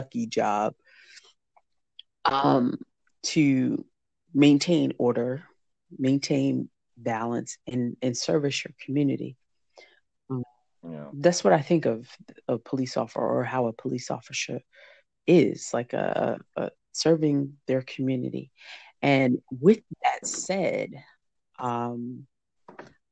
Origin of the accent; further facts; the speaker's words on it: New Jersey, United States; we're both from Jersey